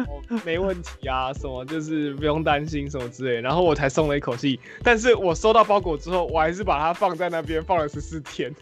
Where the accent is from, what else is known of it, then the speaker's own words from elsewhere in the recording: Taiwan; 我们台湾人用的是 TikTok